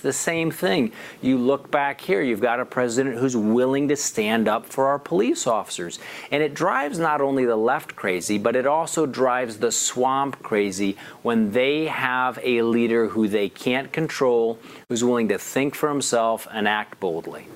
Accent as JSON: {"language": "English", "region": "Missouri", "country": "United States", "said": "my home state in Missouri"}